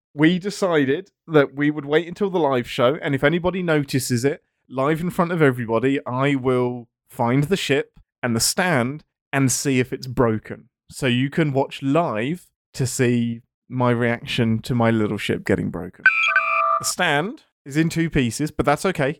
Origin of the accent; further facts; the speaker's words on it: England, United Kingdom; I'm English.